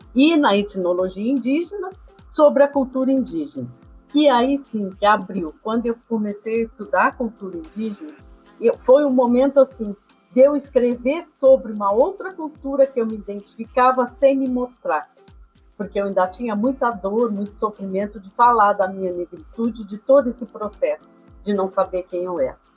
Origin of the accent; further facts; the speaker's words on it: Pelotas, Rio Grande do Sul, Brazil; eu sempre sou pelotense, sempre morei em Pelotas